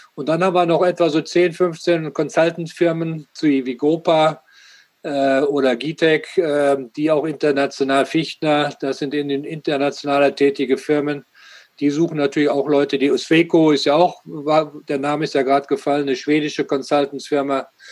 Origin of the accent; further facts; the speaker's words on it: Germany; Wir als Deutsche